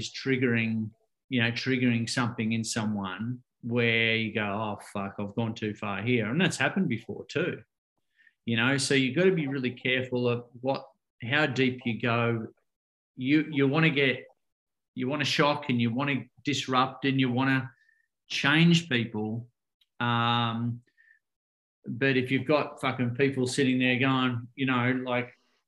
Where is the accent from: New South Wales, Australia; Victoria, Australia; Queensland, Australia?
Victoria, Australia; Ocean Grove; I grew up in Ocean Grove here in Victoria, about an hour and a half out of Melbourne, down on the coast